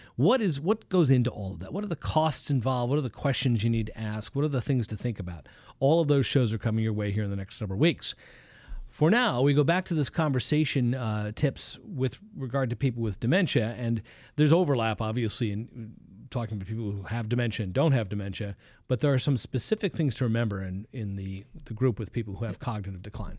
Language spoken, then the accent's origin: English; East Coast, United States; moved away; I come from the East Coast